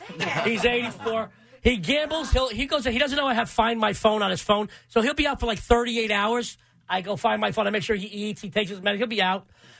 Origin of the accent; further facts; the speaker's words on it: New York, United States; also born or lived in Yonkers / Little Italy, New York City; … and I are born and raised in the same area, New York.